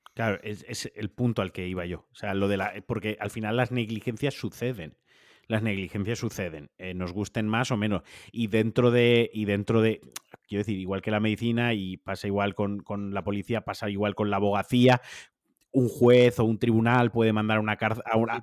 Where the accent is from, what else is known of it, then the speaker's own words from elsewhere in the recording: Valencian Community, Spain; now in Atlanta, United States; como valenciano